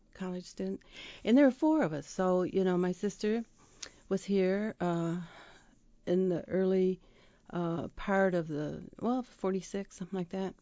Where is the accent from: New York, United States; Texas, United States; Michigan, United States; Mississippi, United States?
Michigan, United States; Dowagiac; I grew up in Dwajak